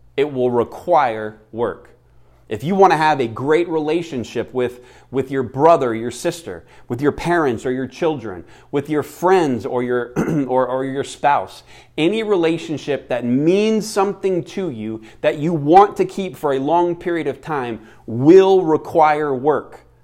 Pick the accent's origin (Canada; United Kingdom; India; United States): United States; Florida; now in Phoenix, United States; Florida, uh, my home state